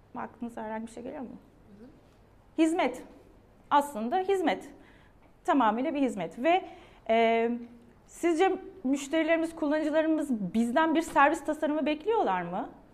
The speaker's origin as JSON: {"language": "Turkish", "region": "Adana", "country": "Turkey", "tie": "born or raised there", "said": "ben 1977 Adana doğumluyum."}